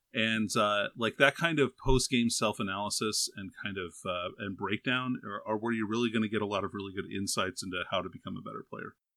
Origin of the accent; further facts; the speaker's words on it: Alaska, United States; I'm from Alaska.